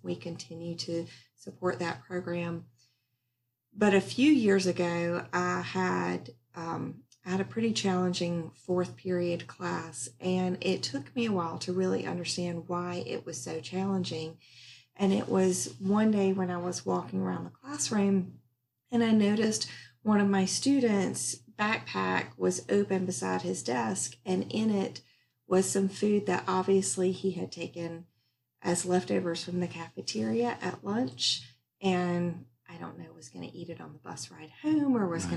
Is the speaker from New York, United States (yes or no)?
no; North Carolina, United States; also born or lived in Maryland; my mom and my sister and I moved to North Carolina from Maryland